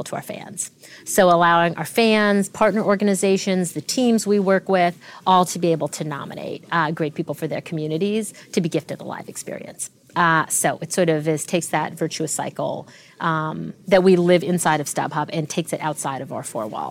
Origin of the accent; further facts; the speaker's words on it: Canada; also born or lived in Tanzania; So I was born in Tanzania to two doctors, two Indian doctors. My parents were both ran a medical practice together there and immigrated to Canada when I was two